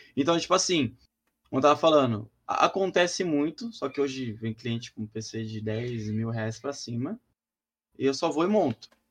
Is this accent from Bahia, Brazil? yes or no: no; São Paulo, Brazil; eu sou de Sampa